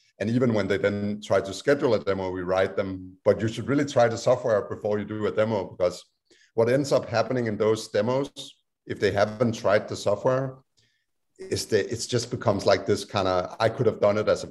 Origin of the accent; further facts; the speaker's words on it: Denmark; now in United States; my home country, Denmark